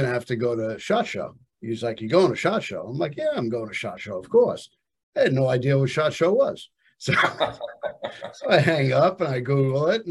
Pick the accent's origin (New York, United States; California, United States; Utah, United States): New York, United States; Long Island; I'm Long Island.